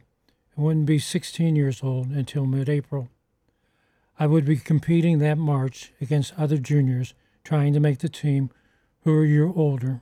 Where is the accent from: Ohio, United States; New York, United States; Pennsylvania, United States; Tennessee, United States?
Pennsylvania, United States; Pittsburgh; my hometown Pirates